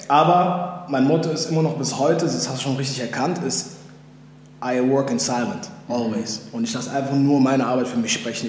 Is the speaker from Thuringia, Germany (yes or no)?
no; Mülheim an der Ruhr, North Rhine-Westphalia, Germany; moved away; also born or lived in Los Angeles, United States; in Beverly Hills des Ruhrgebiets aufgewachsen und geboren in Mühlheim an der Ruhr